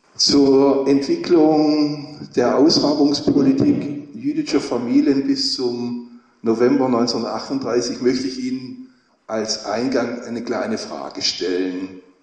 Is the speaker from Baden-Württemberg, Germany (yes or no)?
yes; Horb am Neckar, Baden-Württemberg, Germany; ich komme aus Horb am Neckar